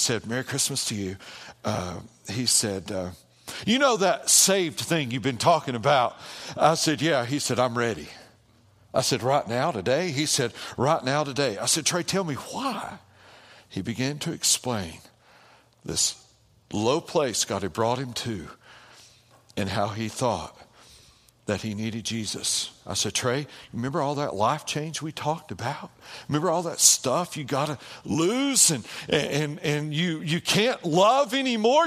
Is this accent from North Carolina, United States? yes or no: yes; near Asheville, North Carolina, United States; near Asheville